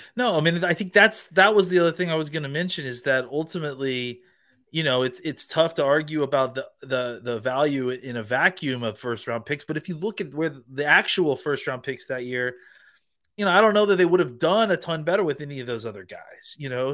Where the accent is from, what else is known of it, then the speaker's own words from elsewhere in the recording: Dallas, Texas, United States; my hometown and our home, hometown of Dallas, Texas.